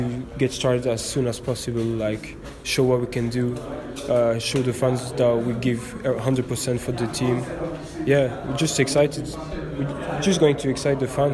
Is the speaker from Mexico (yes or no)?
no; Brussels, Brussels-Capital Region, Belgium; moved away; I'm born in Brussels. My dad is Belgian, my mum is Irish. So that's why I can play for the national team of Ireland. That's what I did. So I grew up in Brussels